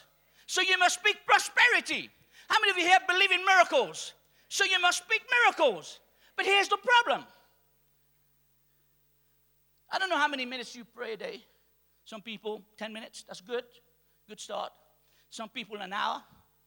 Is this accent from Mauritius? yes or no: yes; Mauritius; I'm from Mauritius.